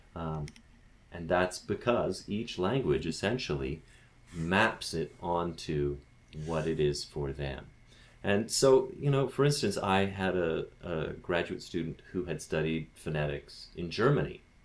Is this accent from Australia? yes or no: no; Canada